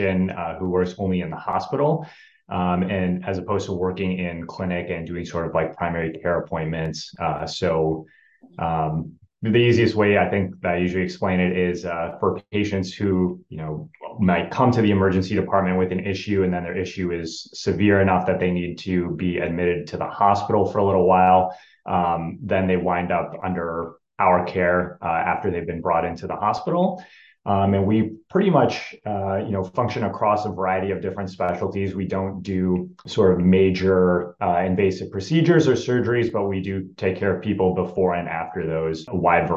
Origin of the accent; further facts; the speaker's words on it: Rochester, Minnesota, United States; growing up in Rochester, Minnesota, where Mayo is located